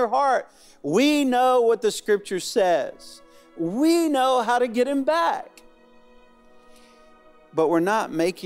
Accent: Cajun, Louisiana, United States; moved away as an adult; now in Arkansas, United States; I'm a Cajun man

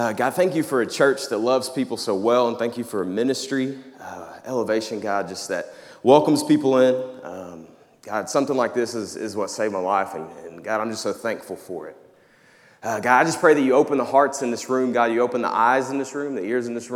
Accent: Jacksonville, Arkansas, United States; moved away as an adult; now in Conway, United States; I'm from Jacksonville, Arkansas

